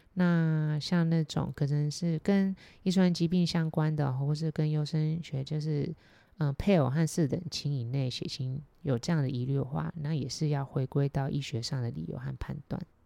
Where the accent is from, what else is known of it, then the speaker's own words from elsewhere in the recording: Taiwan; 我们台湾